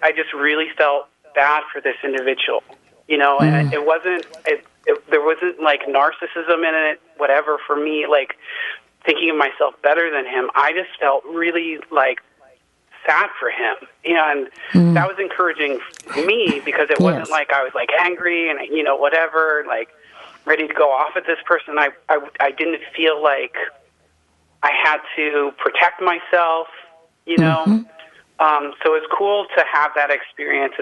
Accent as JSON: {"language": "English", "town": "Cincinnati", "region": "Ohio", "country": "United States", "tie": "born or raised there", "moved": "yes", "said": "I grew up in Cincinnati"}